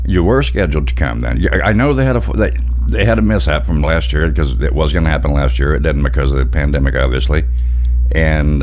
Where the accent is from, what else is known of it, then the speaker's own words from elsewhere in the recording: Pine Bluff, Arkansas, United States; I'm originally from Pine Bluff, Arkansas, and it gets warm for sure